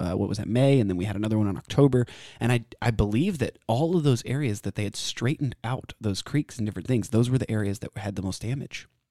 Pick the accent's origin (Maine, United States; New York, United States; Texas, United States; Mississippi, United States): Texas, United States; Austin; also born or lived in San Antonio, Texas; I was raised here in Austin, born in San Antonio, and I've lived here my whole life